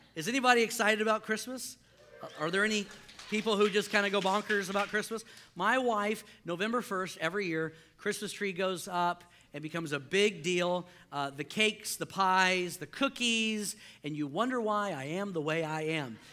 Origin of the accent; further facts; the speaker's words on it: Houston, Texas, United States; I grew up in Houston.